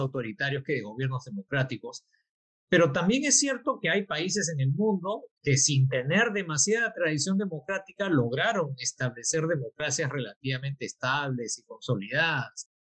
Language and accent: Spanish; Peru